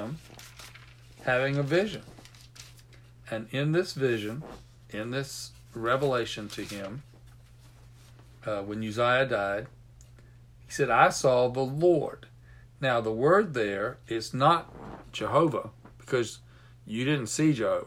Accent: United States; I grew up near Chesapeake Bay

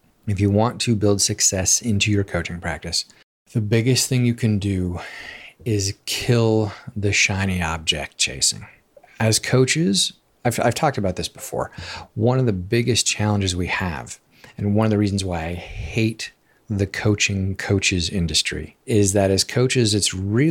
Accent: Alaska, United States; I grew up in Alaska, and in Alaska, we do a lot of fishing.

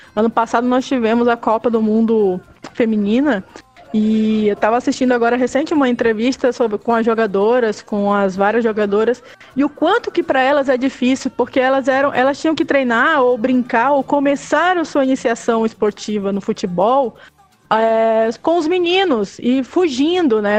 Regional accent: Belém, Pará, Brazil; moved away as an adult; now in Belo Horizonte, Brazil; ainda sou nortista, sou de Belém do Pará, né? Moro há 10 anos em Belo Horizonte.

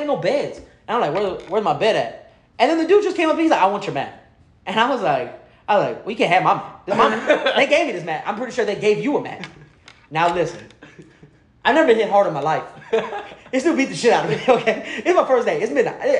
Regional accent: Houston, Texas, United States; I'm from the north side.

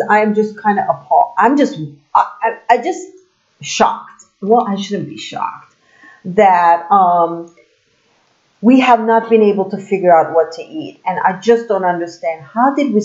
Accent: Turkey; I'm from Turkey

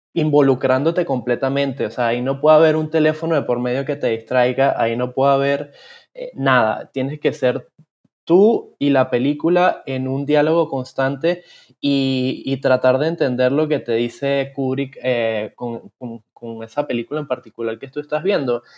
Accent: Venezuela; now in Panama; yo, siendo venezolano y que luego se mudó a Panamá

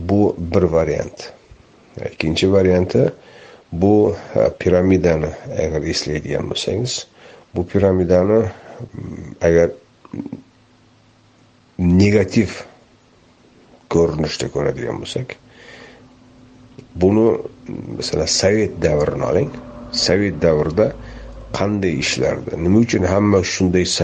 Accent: Uzbekistan; o'zbeklik endi hammamiz o'zbekmiz

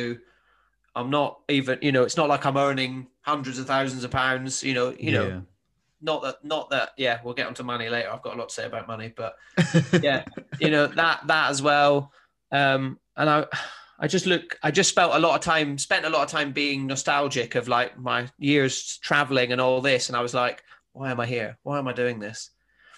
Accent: Highlands of Scotland, United Kingdom; moved away as an adult; now in South coast of England, United Kingdom; I'm from the Highlands of Scotland and my mum still lives up there

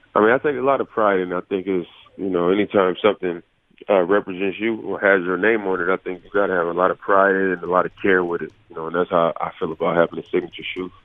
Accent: Oakland, California, United States; moved away; it being my hometown

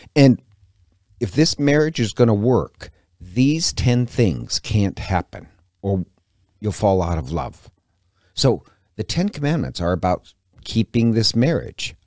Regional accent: Montana, United States; now in Coeur d'Alene, United States; I'm from Montana originally.

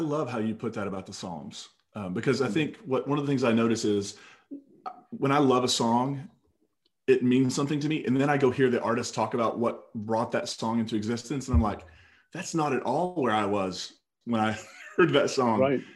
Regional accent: Kentucky, United States; I'm from Kentucky

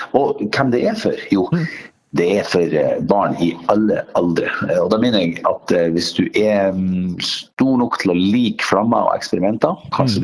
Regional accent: Northern Norway, Norway; now in Oslo, Norway; en til nordlending

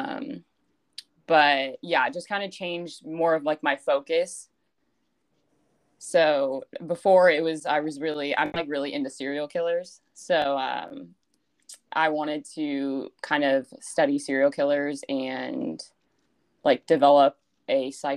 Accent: Yorba Linda, California, United States; moved away as an adult; now in Fresno, United States; I'm from Yorba Linda, California, which is a little city right outside Anaheim, California, if you're familiar with that area. Born and raised there, grew up there my whole life

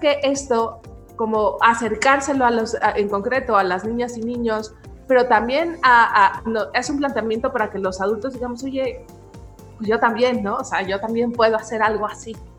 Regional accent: Mexico; nuestra identidad mexicana

